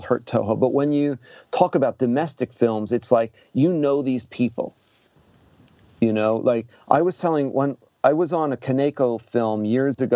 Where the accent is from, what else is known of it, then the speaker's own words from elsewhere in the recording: New York, United States; moved away as an adult; also born or lived in Osaka, Japan; now in Japan; as a New Yorker